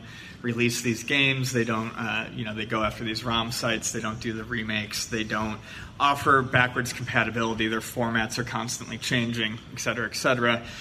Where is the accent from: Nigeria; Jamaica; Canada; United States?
United States; San Diego, California; I'm from San Diego. Well, we're from San Diego